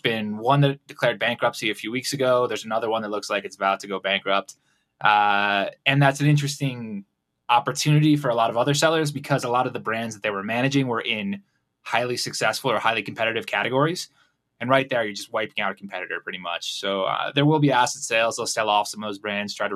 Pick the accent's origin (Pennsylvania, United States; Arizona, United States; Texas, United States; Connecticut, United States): Connecticut, United States; moved away as an adult; now in Guadalajara, Mexico; I live here. I'm originally from Connecticut. I've lived down here for about 6 years.